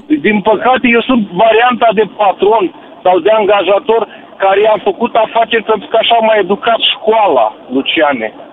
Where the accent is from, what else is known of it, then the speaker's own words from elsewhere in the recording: Balș, Olt County, Romania; sunt cetățean orașului Balș